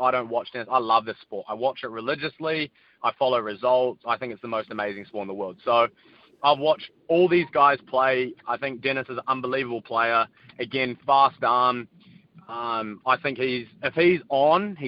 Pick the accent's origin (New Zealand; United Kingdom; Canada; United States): New Zealand; We're two Indians from New Zealand